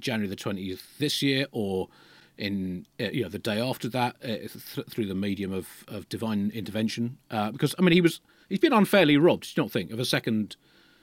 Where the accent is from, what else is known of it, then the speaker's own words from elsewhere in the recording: United Kingdom; as a Brit